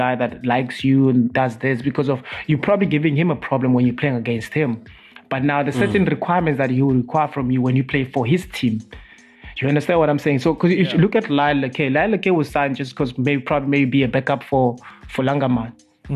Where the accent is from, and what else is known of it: South Africa